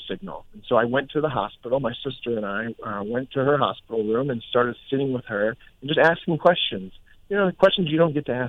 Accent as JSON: {"language": "English", "town": "Gaithersburg", "region": "Maryland", "country": "United States", "tie": "born or raised there", "said": "I grew up in Quince Orchard."}